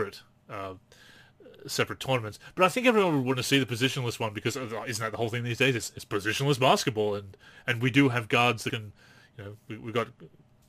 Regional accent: Newcastle, New South Wales, Australia; my hometown of Newcastle.

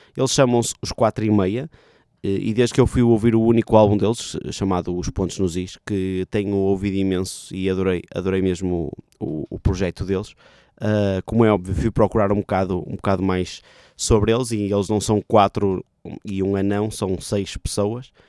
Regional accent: Vila Nova de Gaia, Norte, Portugal; Vila Nova de Gaia, terra de onde eu sou

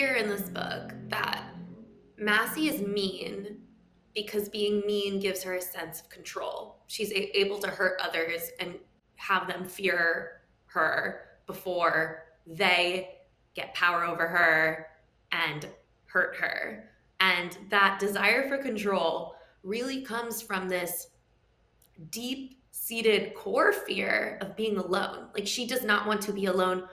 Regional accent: New York City, New York, United States; I grew up in New York City, so not in Westchester

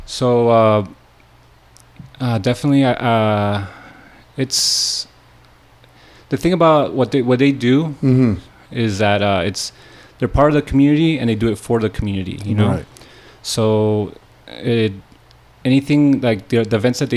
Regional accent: United States; also born or lived in California; I'm from here. I was born in Cali

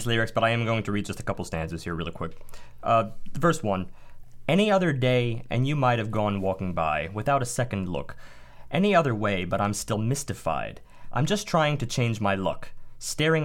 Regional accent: United States; I'm American

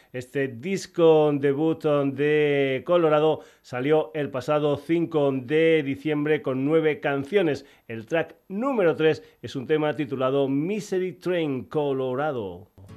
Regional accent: Extremadura, Spain; en mi tierra, en Extremadura

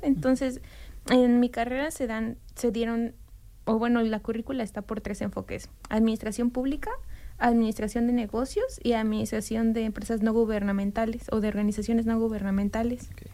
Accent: Mexico City, Mexico; moved away as an adult; now in Bloomington, United States; soy ah, mexicana de ah, la Ciudad de México. Mm, nací ahí y crecí ahí

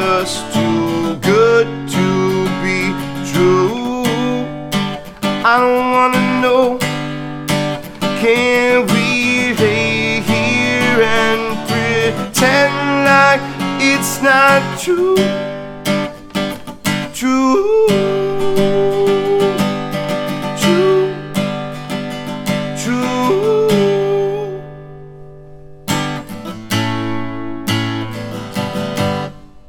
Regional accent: outside of Philadelphia, Pennsylvania, United States; now in Hilton Head / Bluffton area, United States; I'm from Philly, or outside of Philly

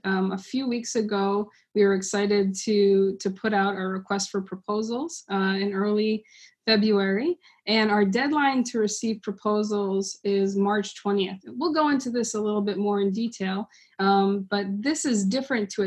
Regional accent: New England, United States; moved away as an adult; now in North Carolina, United States; I am a lifelong New Englander who will be experiencing my very first non-New England spring here in North Carolina

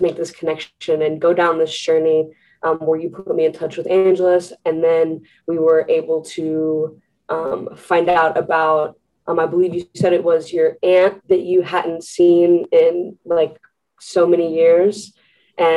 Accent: Kansas City, United States; I was born in Kansas City, and I had actually lived with my biological mom until I was about 2 years old.

